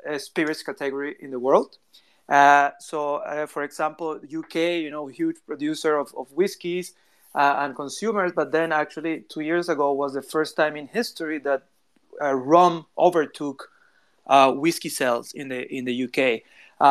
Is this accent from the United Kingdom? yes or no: no; Venezuela; moved away; also born or lived in Singapore / Cambodia; I'm from Venezuela